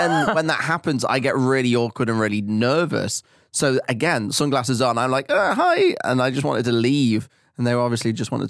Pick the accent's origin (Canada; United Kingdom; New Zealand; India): United Kingdom; England; now in Ireland; There's not many English people on the radio in this country.